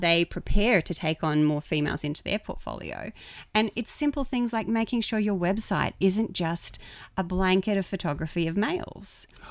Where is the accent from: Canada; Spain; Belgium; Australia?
Australia; Queensland; I'm from Queensland